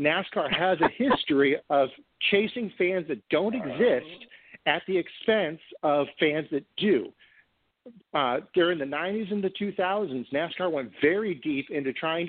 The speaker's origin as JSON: {"language": "English", "region": "East Coast of Florida", "country": "United States", "tie": "born or raised there", "said": "growing up on the East Coast of Florida"}